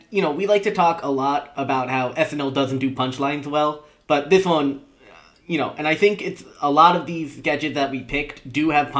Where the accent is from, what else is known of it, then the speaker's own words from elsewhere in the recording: New Jersey, United States; I'm from Jersey.